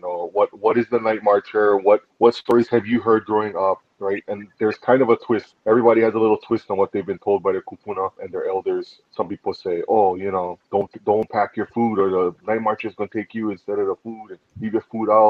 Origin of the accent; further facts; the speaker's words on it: Hawaii, United States; being Hawaiian